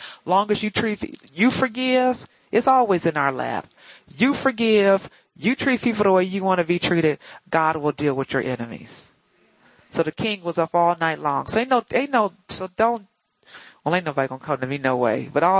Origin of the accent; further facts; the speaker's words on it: United States; See, I'm black. I'm African American. I don't know what I'm supposed to call myself.